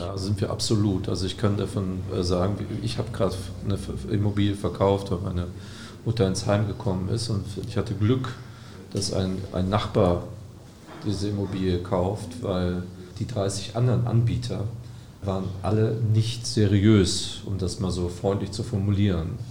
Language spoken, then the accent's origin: German; Gelsenkirchen, North Rhine-Westphalia, Germany; moved away; Ich bin gebürtiger Gelsenkirchener